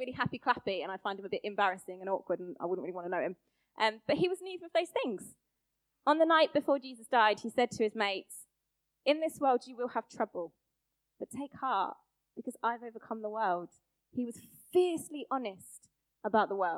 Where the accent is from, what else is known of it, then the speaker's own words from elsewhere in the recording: Luton, East of England, United Kingdom; moved away as an adult; also born or lived in Birmingham; I'm from Luton, same as Stacey Dooley